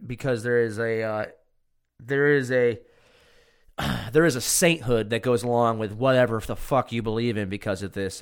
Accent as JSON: {"language": "English", "town": "Cortland", "region": "New York", "country": "United States", "tie": "born or raised there", "said": "my hometown, Cortland"}